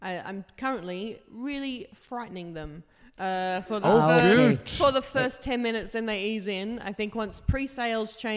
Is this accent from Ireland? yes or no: no; Australia; I'm from Australia